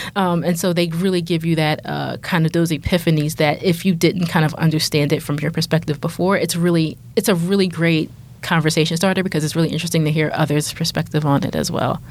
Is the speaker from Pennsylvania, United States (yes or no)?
yes; Philadelphia, Pennsylvania, United States; I grew up in Philly